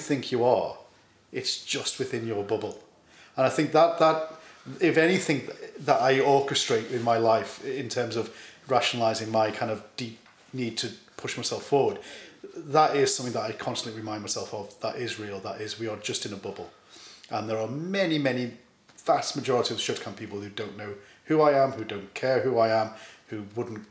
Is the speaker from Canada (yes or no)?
no; Ireland; I'm from Ireland.